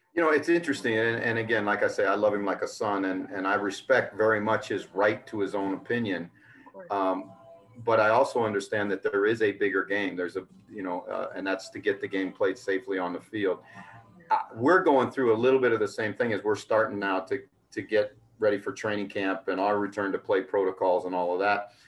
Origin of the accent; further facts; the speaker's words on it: United States; an American who grew up in the game